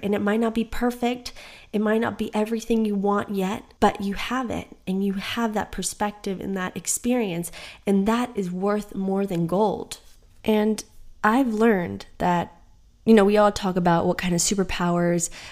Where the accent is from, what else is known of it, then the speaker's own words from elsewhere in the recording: United States; I am American born and I have Colombian and Guatemalan parents